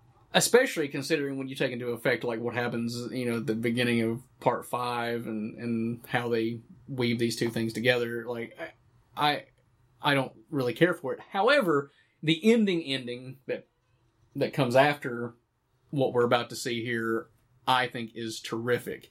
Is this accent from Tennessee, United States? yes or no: yes; Morristown, Tennessee, United States; I grew up in Morristown, Tennessee, where they filmed the original film.